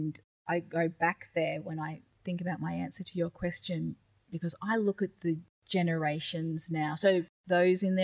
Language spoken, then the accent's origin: English; Daintree Rainforest, North Queensland, Australia; I'm Gugul Yalanji from the Daintree Rainforest